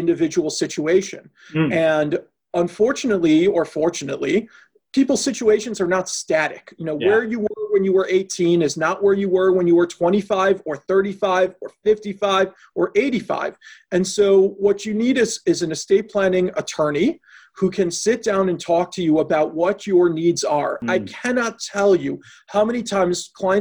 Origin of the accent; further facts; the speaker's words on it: Chicago, Illinois, United States; moved away as an adult; also born or lived in Boston; now in Milwaukee, United States; I grew up in Chicago, went to law school in Boston, and then in 2001 graduated and came to Milwaukee